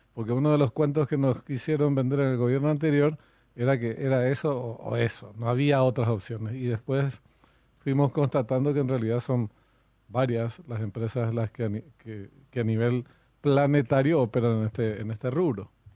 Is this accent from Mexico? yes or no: no; Paraguay; nosotros paraguayos